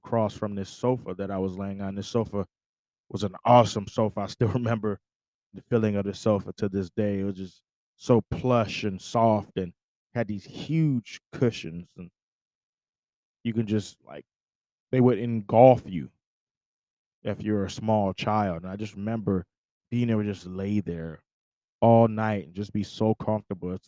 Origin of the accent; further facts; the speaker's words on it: Syracuse, New York, United States; I grew up in Syracuse, New York